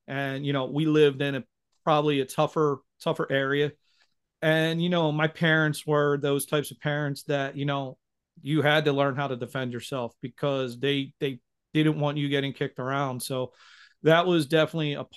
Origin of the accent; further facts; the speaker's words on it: United States; me being born and raised in America fully